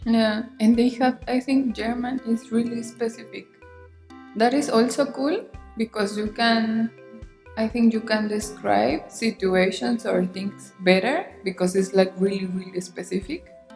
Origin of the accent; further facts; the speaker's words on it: Mexico; English is a second language; moved away; in Mexico, even when you think we need English, we are not using it never